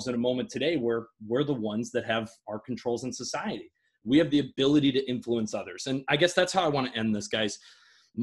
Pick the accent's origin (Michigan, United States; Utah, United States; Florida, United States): Michigan, United States; my home state of Michigan